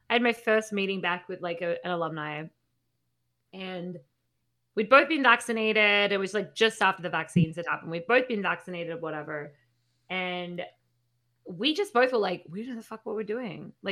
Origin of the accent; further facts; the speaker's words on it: Australia; accent: Australian; So my accent's sort of uh